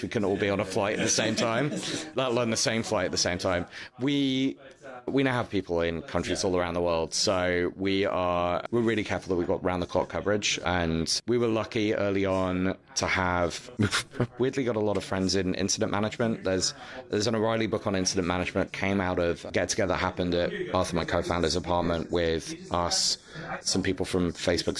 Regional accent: United Kingdom; as a Brit

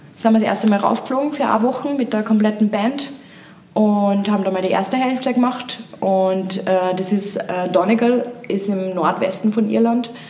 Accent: Upper Austria, Austria; ich komme ja vom Land, ich komme aus Oberösterreich

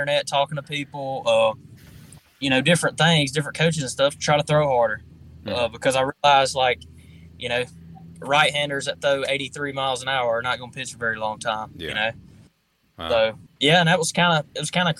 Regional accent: Foxworth, Mississippi, United States; I grew up in Foxworth, Mississippi. I was a really, really small town.

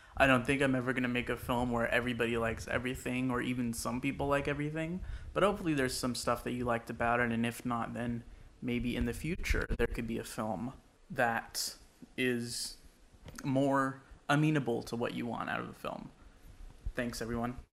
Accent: Sacramento, California, United States; I am a filmmaker from Sacramento, California

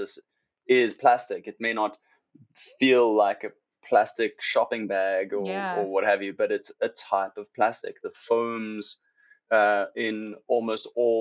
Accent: Cape Town, Western Cape, South Africa; moved away; I'm from South Africa, you know, I'm from Cape Town

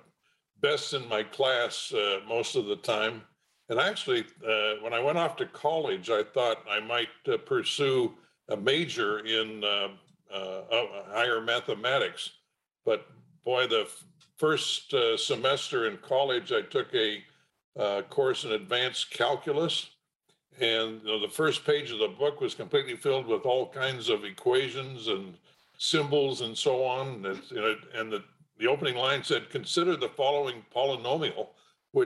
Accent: Portland, Oregon, United States; also born or lived in Bandon, Oregon; I was privileged to grow up in Portland, Oregon

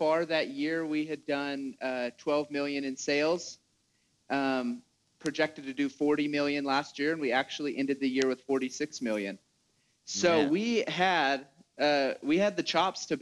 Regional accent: Washington, United States; moved away as an adult; also born or lived in Utah; I grew up in Washington. My dad farms up there.

